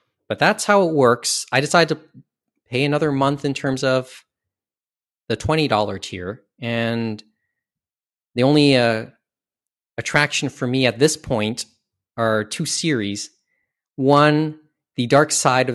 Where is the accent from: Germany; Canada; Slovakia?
Canada; being Canadian